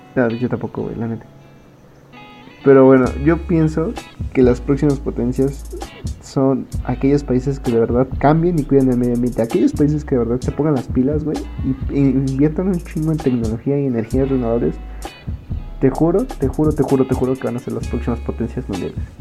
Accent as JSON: {"language": "Spanish", "country": "Mexico", "said": "Como mexicanos"}